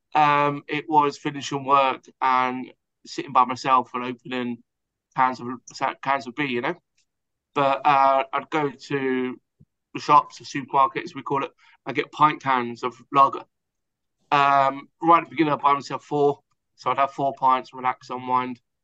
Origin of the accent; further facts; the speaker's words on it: Hertfordshire, East of England, United Kingdom; I'm Hertfordshire, so just outside of London, England.